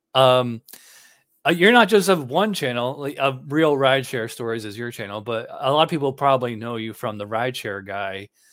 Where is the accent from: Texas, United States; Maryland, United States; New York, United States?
New York, United States; Schenectady; moved away; I'm from Schenectady